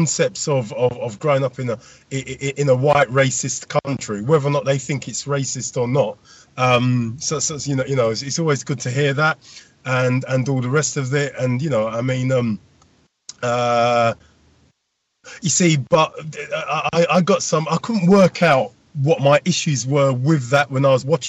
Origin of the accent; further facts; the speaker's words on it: London, United Kingdom; some of us are the same generation growing up in London or around the UK